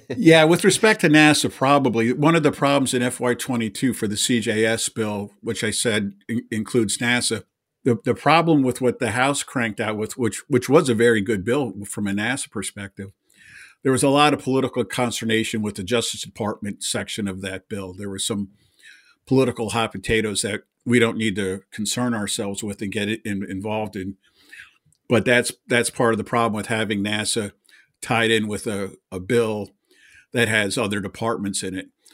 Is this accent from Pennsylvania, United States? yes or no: yes; Pennsylvania, United States; I'm from Pennsylvania